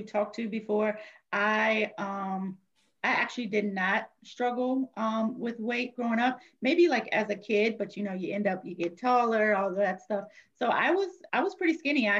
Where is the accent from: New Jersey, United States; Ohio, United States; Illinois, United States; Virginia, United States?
Virginia, United States; moved away as an adult; now in New Orleans, United States; we're originally from Virginia. And then I took on a new role with my job in New Orleans. So we moved to New Orleans